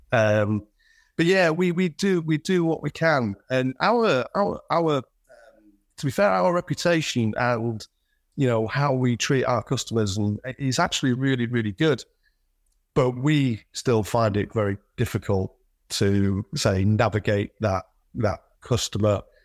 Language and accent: English; Selby, Yorkshire and the Humber, United Kingdom; also born or lived in York; is a lad from the north, born and bred in Yorkshire, did my formative years in in Selby